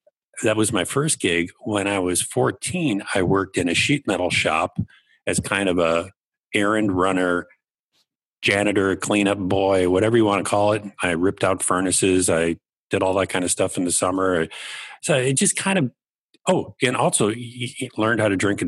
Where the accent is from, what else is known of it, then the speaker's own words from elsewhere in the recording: Kenosha, Wisconsin, United States; moved away; I'm from Kenosha, Wisconsin. My dad was an electrician. My mom was a nurse, retired. They're still both living in the house that I grew up